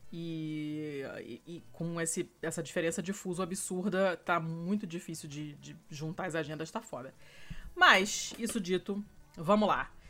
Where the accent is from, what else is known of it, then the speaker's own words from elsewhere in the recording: Rio de Janeiro, Brazil; accent: carioca; moved away; quando eu tô falando com outros cariocas, o meu sotaque vai se intensificando.